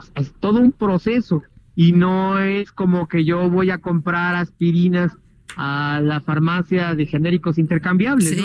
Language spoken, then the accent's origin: Spanish; Mexico; nosotros los mexicanos